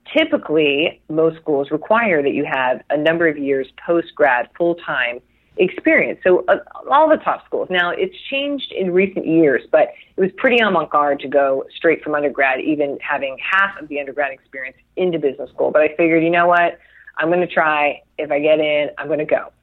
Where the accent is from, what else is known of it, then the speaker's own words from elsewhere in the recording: Chula Vista, California, United States; I was born and raised in San Diego. I'm still in San Diego